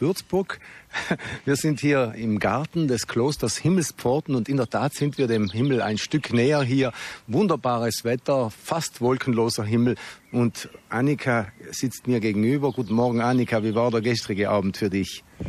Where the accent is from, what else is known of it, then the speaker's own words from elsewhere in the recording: South Tyrol, Trentino-Alto Adige, Italy; accent: South Tyrolean dialect; in Südtiroler Dialekt, so wie wir jetzt reden, in unserer Sprache